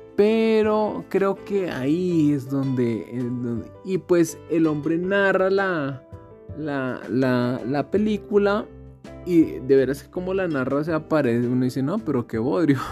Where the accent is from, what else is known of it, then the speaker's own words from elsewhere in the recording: Colombia; nosotros como colombianos